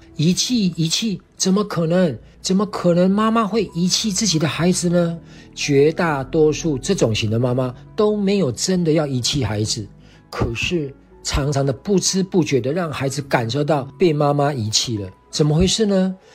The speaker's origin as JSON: {"language": "Chinese", "country": "Taiwan", "said": "我是来自台湾的"}